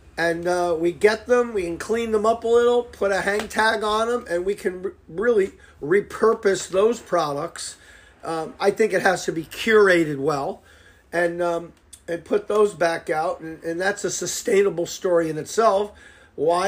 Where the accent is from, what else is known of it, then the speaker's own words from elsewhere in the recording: Fairfield, Connecticut, United States; born and raised in Fairfield